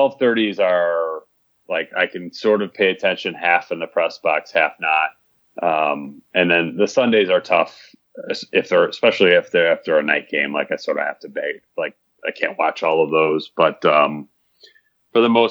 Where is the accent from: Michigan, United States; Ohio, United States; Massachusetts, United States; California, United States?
Michigan, United States; I grew up in Michigan